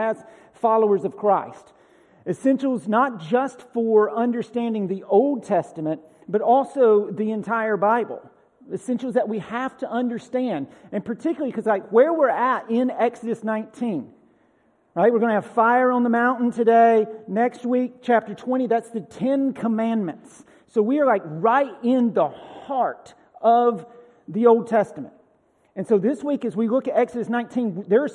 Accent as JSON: {"language": "English", "area": "Bartow County", "region": "Georgia", "country": "United States", "tie": "born or raised there", "moved": "yes", "lives_now": "Tennessee, United States", "said": "Tennessee's not my first home. I grew up in Bartow County, Georgia."}